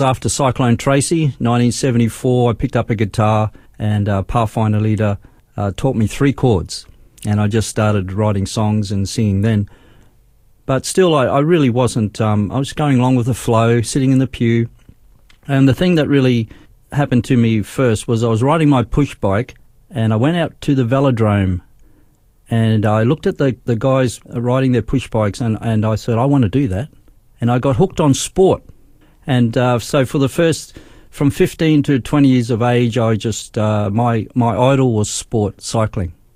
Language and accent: English; Darwin, Northern Territory, Australia; moved away as an adult; also born or lived in Brisbane, Queensland; I was born in Brisbane, but we went to Darwin uh, when we was when I was seven years old